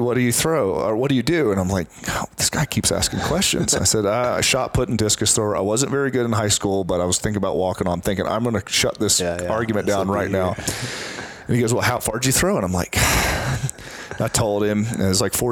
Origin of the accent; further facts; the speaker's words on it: Columbia, South Carolina, United States; I'm from Columbia, South Carolina